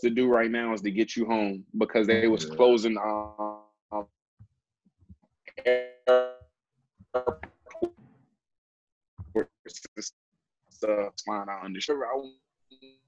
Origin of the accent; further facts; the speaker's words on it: Alabama, United States; I'm from Alabama